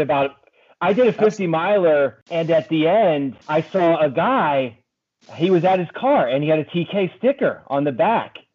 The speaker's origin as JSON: {"language": "English", "region": "Pennsylvania", "country": "United States", "tie": "born or raised there", "also_born_or_lived": "Maryland", "moved": "as an adult", "lives_now": "Washington, D.C., United States", "said": "I grew up in Pennsylvania"}